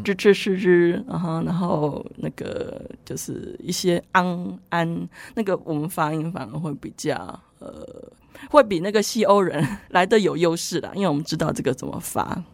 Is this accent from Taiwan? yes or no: yes; Taiwan; moved away as an adult; also born or lived in Kraków, Poland; “哎，你你是哪里来的？哦，你是台湾来的啊？你会不会说中文？”呃，我说我会啊。